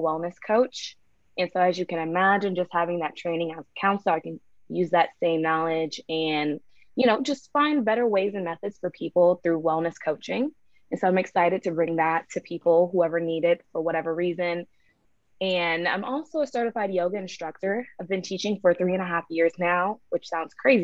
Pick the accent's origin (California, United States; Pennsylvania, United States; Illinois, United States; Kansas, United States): Illinois, United States; Central; now in Atlanta, United States; I grew up in Central Illinois